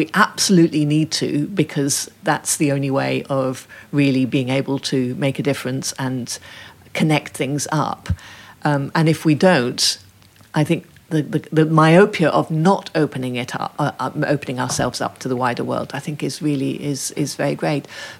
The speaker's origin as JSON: {"language": "English", "country": "Ethiopia", "tie": "born or raised there", "said": "I think that's because I grew up in Ethiopia, where nobody really knew about that suffragette heritage."}